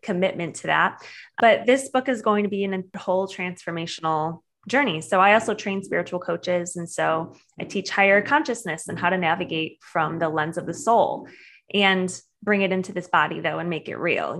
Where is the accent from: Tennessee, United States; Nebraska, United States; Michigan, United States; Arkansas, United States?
Michigan, United States; moved away; I'm from Michigan originally